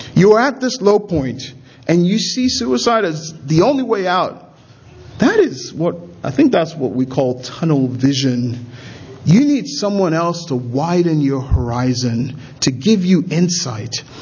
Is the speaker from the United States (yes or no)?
no; Nigeria; I'm a Nigerian